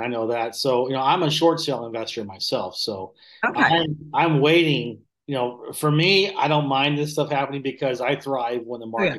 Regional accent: Southern United States, United States; And I'm from the South originally. I lost my accent a long time ago

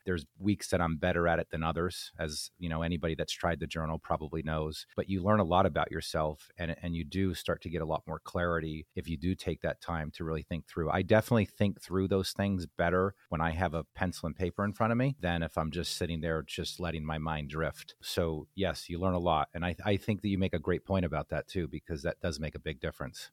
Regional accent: New Jersey, United States; growing up in New Jersey, you know, I grew up as a Yankees fan

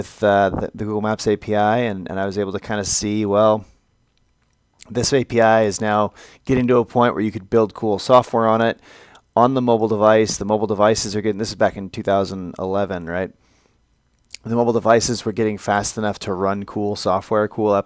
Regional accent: Chicago, Illinois, United States; moved away as an adult; now in California, United States; I grew up in Chicago

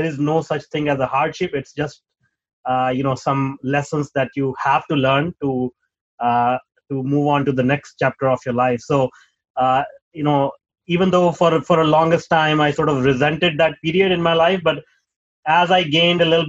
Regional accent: Punjab, India; moved away as an adult; I'm from Punjab. I was born in Punjab, the northern part

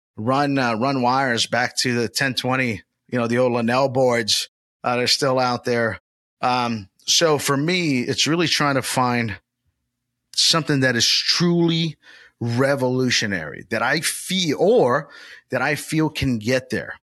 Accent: Orlando, Florida, United States; my hometown, Old Town, Orlando, Florida

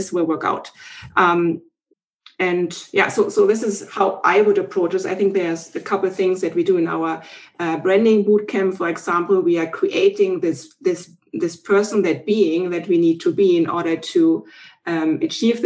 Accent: Germany; moved away as an adult; now in Canada; originally, I'm from Germany. We now live in Canada. And in 2005, we came over

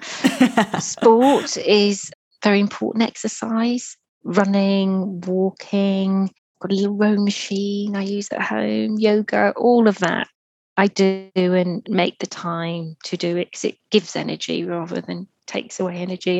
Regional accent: Merseyside, North West England, United Kingdom; I grew up on Merseyside. That's near Liverpool

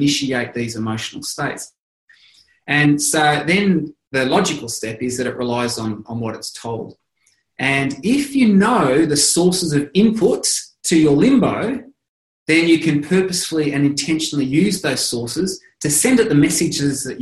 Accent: Australia; I'm Australian, but everyone calls us Aussies

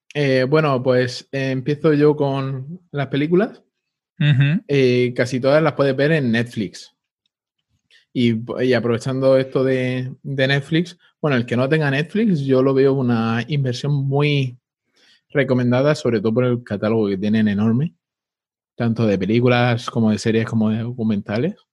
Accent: Spain; así somos los españoles

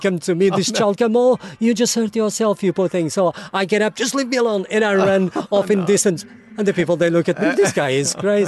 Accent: Portugal; moved away as an adult; now in England, United Kingdom; I'm Portuguese

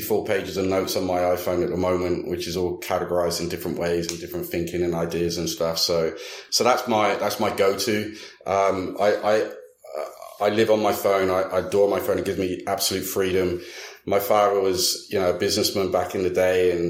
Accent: United Kingdom; now in Dallas, United States; being a Brit as well

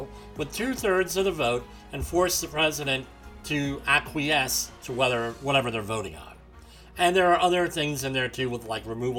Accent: New Jersey, United States; now in New York, United States; my home state of New Jersey, where I grew up

